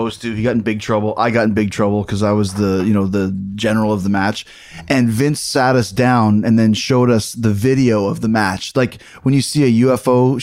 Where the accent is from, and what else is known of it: Winnipeg, Manitoba, Canada; born or raised there